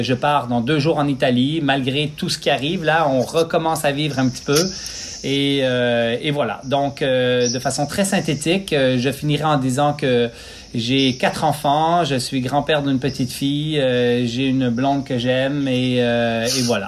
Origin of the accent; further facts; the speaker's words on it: Quebec, Canada; also born or lived in Switzerland; Je suis né en Suisse euh, en 1973, immigré au Lac-Saint-Jean, deux heures au nord de la ville de Québec, au Québec. Et en fin de compte, euh, ben, j'ai grandi sur une ferme là-bas